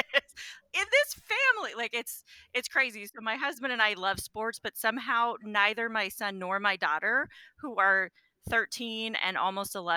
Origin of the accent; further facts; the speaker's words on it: Wyandotte County, Kansas, United States; now in Shawnee, United States; I grew up in Wyandotte County